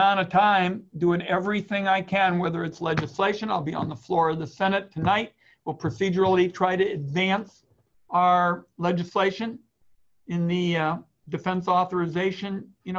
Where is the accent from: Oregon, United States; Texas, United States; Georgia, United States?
Oregon, United States; Portland; my hometown